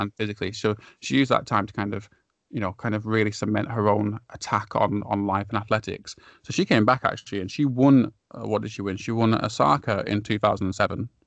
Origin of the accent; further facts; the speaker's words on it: United Kingdom; as a Brit